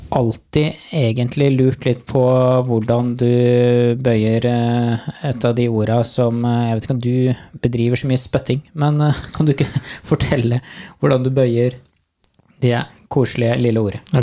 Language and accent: Norwegian; Trøndelag, Norway; accent: Trøndersk; For eh, jeg blir mye pirka på når jeg snakker trøndersk.